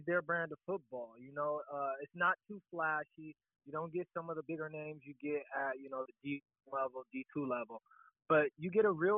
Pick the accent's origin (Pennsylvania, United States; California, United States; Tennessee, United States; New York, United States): California, United States; San Diego; I grew up in the Lincoln Park community